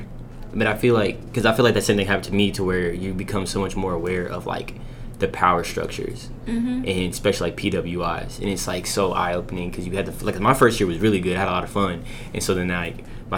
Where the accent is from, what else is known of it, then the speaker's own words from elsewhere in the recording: Fayetteville, Arkansas, United States; I grew up in Fayetteville, around U